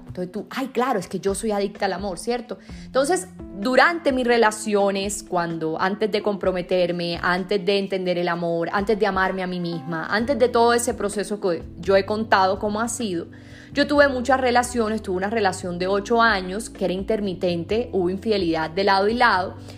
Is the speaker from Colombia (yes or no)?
yes; Sincelejo, Sucre, Colombia; Yo soy de Cincelejo, es una ciudad en Colombia, pero es bastante pequeña